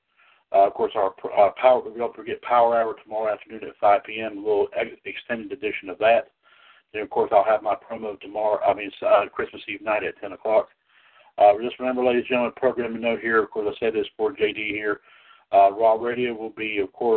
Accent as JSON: {"language": "English", "town": "Trinity", "region": "North Carolina", "country": "United States", "tie": "born or raised there", "said": "here in Trinity, right here in my hometown"}